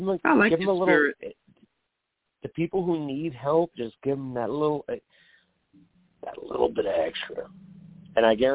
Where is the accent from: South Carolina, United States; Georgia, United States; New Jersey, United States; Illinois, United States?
New Jersey, United States; Irvington; I grew up in Irvington as a white kid